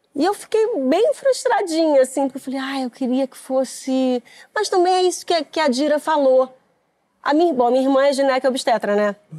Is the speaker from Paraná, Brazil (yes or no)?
no; Rio de Janeiro, Brazil; Eu morei no Meier até os meus 10 anos de idade